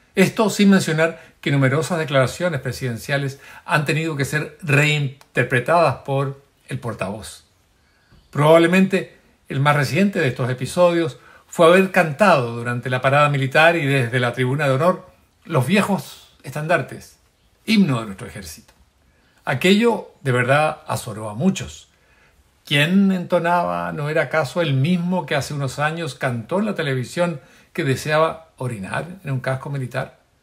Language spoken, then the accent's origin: Spanish; Chile; como un chileno más